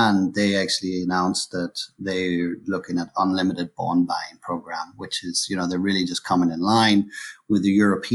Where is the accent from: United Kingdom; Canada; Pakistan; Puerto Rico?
United Kingdom; Northern Ireland; moved away as an adult; also born or lived in London / Hong Kong / Switzerland; now in Brisbane, Australia; I'm originally from Northern Ireland.